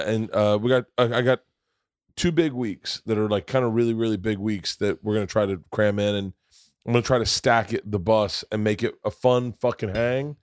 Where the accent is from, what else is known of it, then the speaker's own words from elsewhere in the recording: Florida, United States; Growing up in Florida